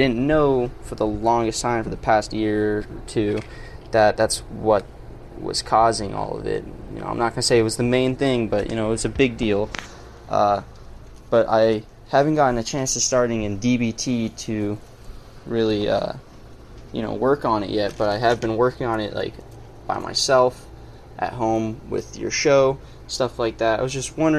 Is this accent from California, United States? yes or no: no; Oregon, United States; Hey, Rose … from Oregon, 20 years old